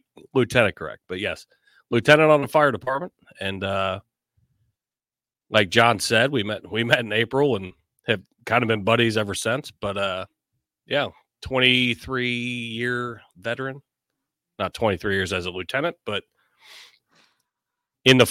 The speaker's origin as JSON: {"language": "English", "town": "Cincinnati", "region": "Ohio", "country": "United States", "said": "I'm from Cincinnati, the bottom of the state"}